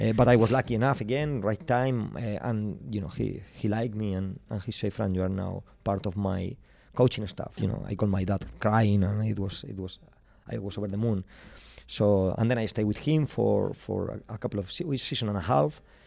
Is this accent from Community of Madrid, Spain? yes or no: yes; Madrid, Community of Madrid, Spain; English is a second language; moved away as an adult; now in Glasgow, United Kingdom; I'm from Madrid